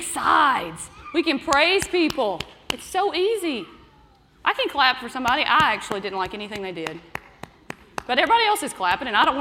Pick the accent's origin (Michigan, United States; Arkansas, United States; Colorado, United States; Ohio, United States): Arkansas, United States; I grew up in Arkansas